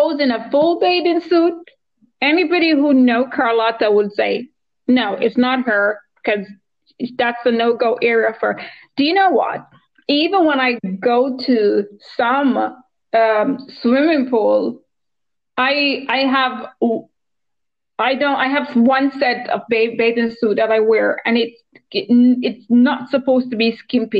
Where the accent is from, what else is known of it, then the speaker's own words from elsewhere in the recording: Jamaica; I grew up in Jamaica near the beach